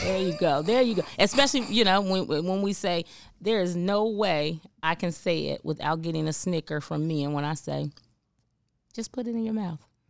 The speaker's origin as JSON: {"language": "English", "town": "Cincinnati", "region": "Ohio", "country": "United States", "moved": "as an adult", "lives_now": "Memphis, United States", "said": "I'm from Cincinnati"}